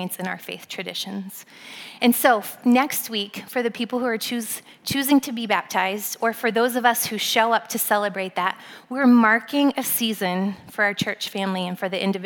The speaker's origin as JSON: {"language": "English", "region": "Pennsylvania", "country": "United States", "tie": "born or raised there", "also_born_or_lived": "Southern California", "moved": "as an adult", "lives_now": "South Bend, United States", "said": "I'm an East Coast girl, I grew up in Pennsylvania."}